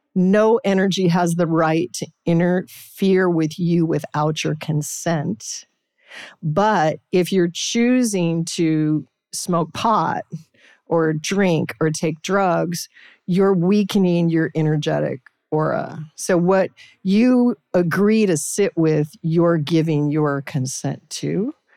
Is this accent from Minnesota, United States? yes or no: no; Anchorage, Alaska, United States; I was raised in Alaska, Anchorage, Alaska.